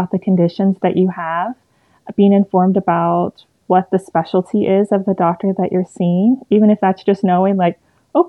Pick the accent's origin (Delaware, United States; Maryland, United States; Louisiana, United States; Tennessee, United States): Tennessee, United States; East; I'm from East Tennessee, born and raised